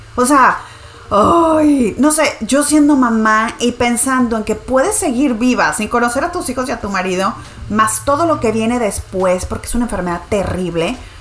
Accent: Nuevo León, Mexico; mi tierra, Nuevo León

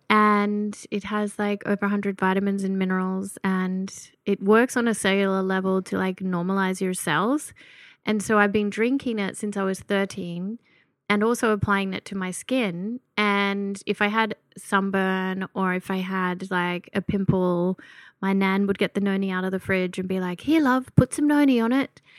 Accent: Gunnedah, New South Wales, Australia; moved away; I was born and raised in a little country town called Gunnedah

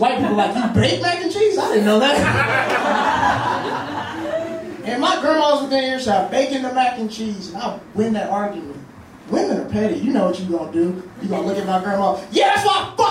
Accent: Mississippi, United States; I'm from the South, I'm from Mississippi

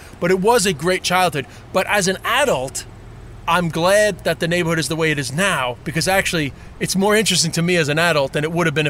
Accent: New York City, New York, United States; moved away; also born or lived in Ireland; my street, 188th Street, where I grew up, we sold to Chinese, but I guess there's about four white families left on the street.

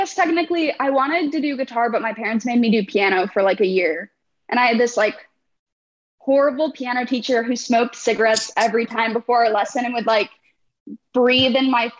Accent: Overland Park, Kansas, United States; also born or lived in Chicago, Illinois; I was born in Chicago, but moved to Kansas when I was really young. So I grew up in Overland Park, probably 5 minutes away from Brandon

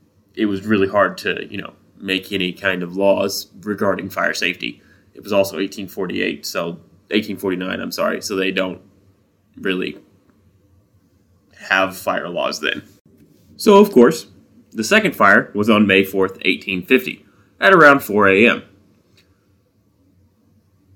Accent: Midwest, United States; I'm from the Midwest.

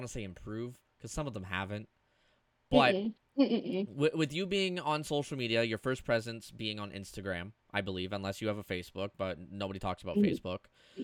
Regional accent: Canada; I'm Canadian

